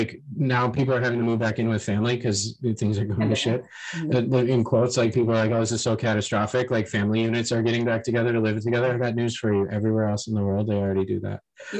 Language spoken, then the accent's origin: English; United States; moved away; being an American